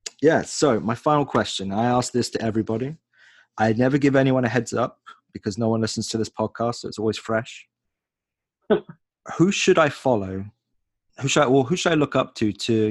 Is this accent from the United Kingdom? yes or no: yes; England, United Kingdom; moved away as an adult; now in New York City, United States